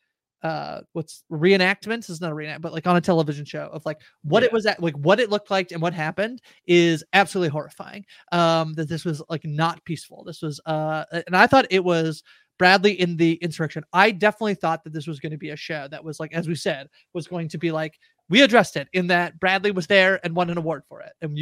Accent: Canada; I'm Canadian

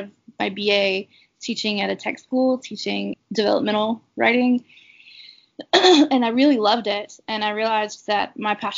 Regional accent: Florence, South Carolina, United States; moved away; Francis Marion University is in my hometown of Florence, South Carolina

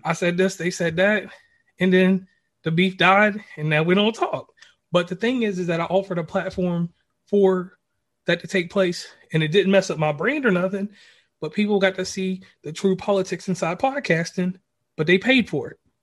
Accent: Virginia, United States; my family, we're originally from Virginia. Um, the center of Virginia, like right below Charlottesville

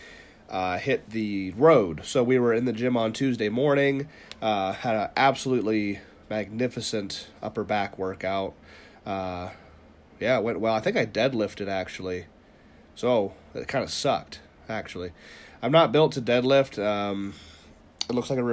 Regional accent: northeast Ohio, United States; moved away; We're both from Ohio, but at the northeast corner

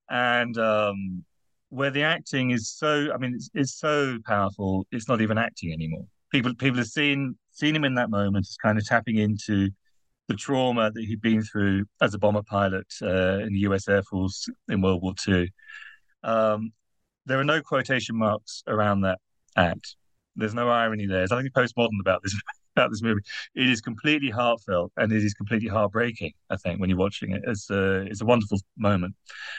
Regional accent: United Kingdom; now in Netherlands; I'm British, therefore easily embarrassed. And I'm writing in the Netherlands

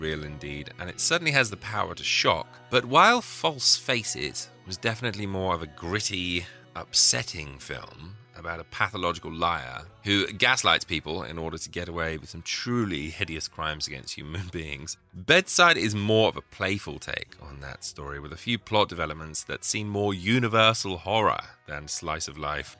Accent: England, United Kingdom; being an Englishman

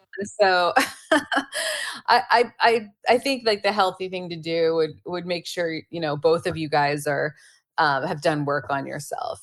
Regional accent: Pennsylvania, United States; I grew up in Pennsylvania

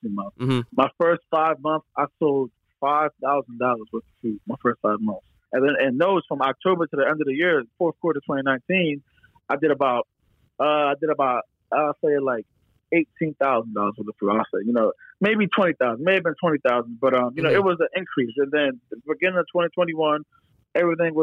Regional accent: Philadelphia area, Bucks County, Pennsylvania, United States; I'm from the Philadelphia area. I've lived in Philadelphia for over 10 years, and I'm not born in Philadelphia, but I'm born in like Bucks County

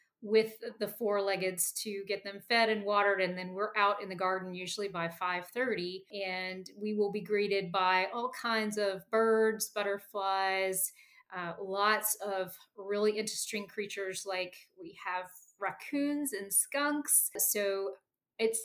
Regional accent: the South, United States; also born or lived in Cumberland County, Pennsylvania; now in Pennsylvania, United States; Growing up in the South and moving to the Arctic Northeast

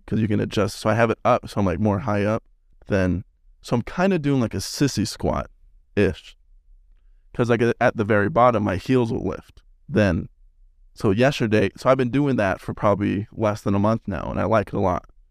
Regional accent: Salt Lake City, Utah, United States; moved away as an adult; I'm from Salt Lake

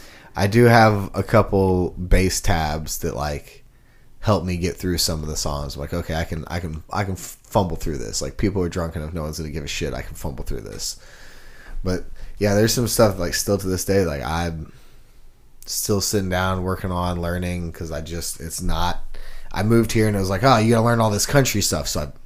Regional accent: Houston, Texas, United States; I came from Houston, Texas, and we had the Texas country scene

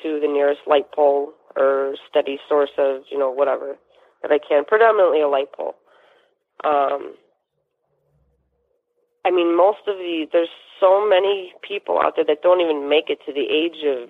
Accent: Chicago, Illinois, United States; I'm proud to say I'm from Chicago

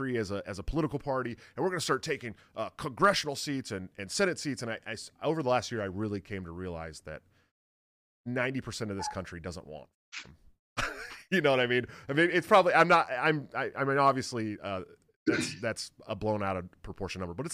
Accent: Bay Area, California, United States; I'm from the Bay Area, so we grew up fishing in the Delta

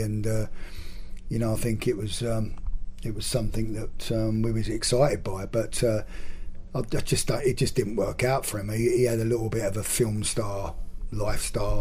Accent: Gillingham, South East England, United Kingdom; Gillingham uh, which is obviously my hometown club

